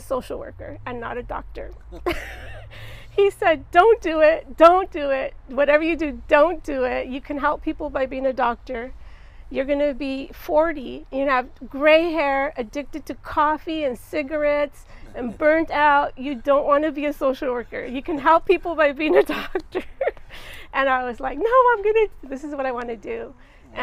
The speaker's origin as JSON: {"language": "English", "town": "Santa Barbara", "region": "California", "country": "United States", "tie": "born or raised there", "also_born_or_lived": "Los Angeles", "said": "I was born and raised in Santa Barbara"}